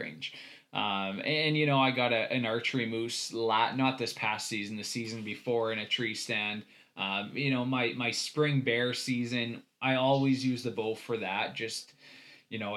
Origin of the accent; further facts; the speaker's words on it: Saskatchewan, Canada; now in Slave Lake, Canada; I grew up in Saskatchewan